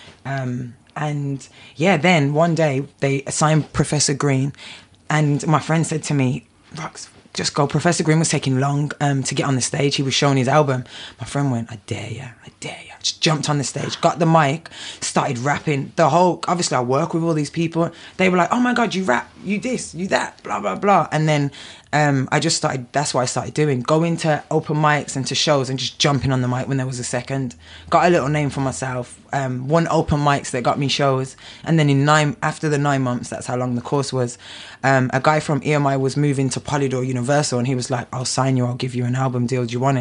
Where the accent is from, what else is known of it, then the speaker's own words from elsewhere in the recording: Birmingham, West Midlands, United Kingdom; I grew up in Birmingham